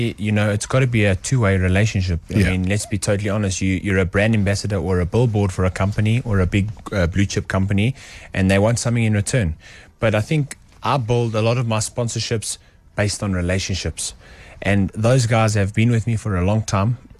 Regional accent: South Africa; I'm just from South Africa

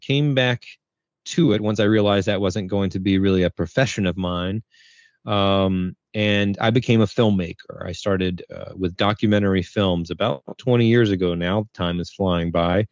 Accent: North Carolina, United States; I'm from North Carolina in the States

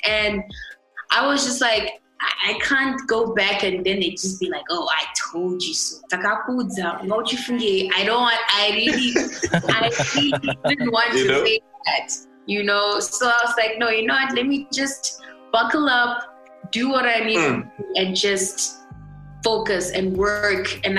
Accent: Mutare, Manicaland, Zimbabwe; also born or lived in Bulawayo; Yeah, so I was born in Bulawayo, moved a lot. And then from, I think, I should say my teenage years to my adulthood was in Mutare.

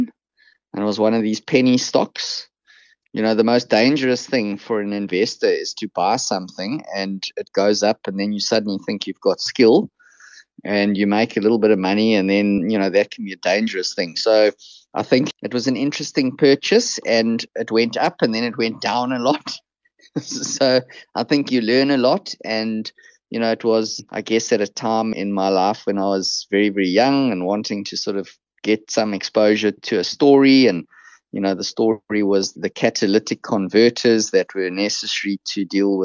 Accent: Krugersdorp, Gauteng, South Africa; I sort of grew up on the West Rand. Probably many of your listeners have never heard of the place, Krugersdorp

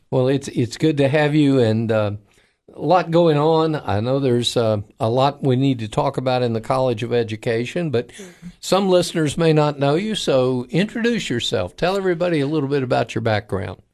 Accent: near the Kennedy Space Center, Florida, United States; I grew up near the Kennedy Space Center

